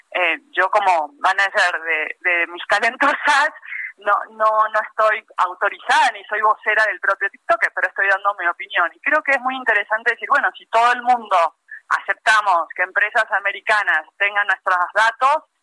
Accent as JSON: {"language": "Spanish", "country": "Mexico", "said": "nosotros que somos mexicanos"}